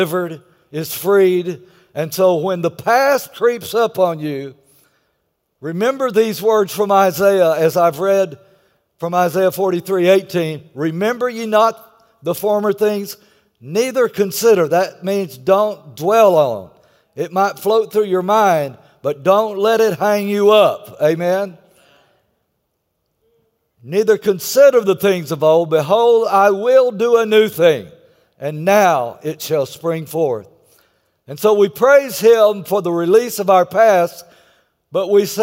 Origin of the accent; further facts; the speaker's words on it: Texas, United States; I'm from Texas.